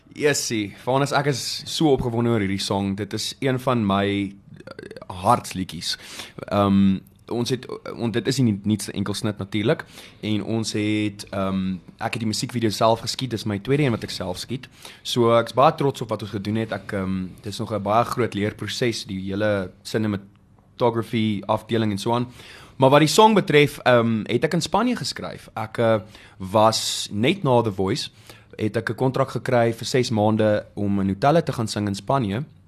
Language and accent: Afrikaans; Bethlehem, Free State, South Africa; moved away; ek kom van Bethlehem af oorspronklik.